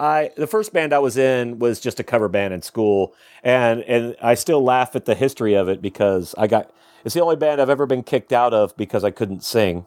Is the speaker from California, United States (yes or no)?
no; Ohio, United States; now in Tulsa, United States; I'm from Ohio